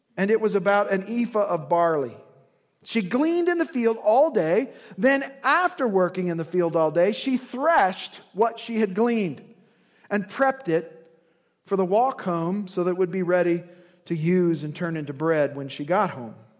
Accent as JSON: {"language": "English", "region": "Indiana", "country": "United States", "said": "I'm from Indiana"}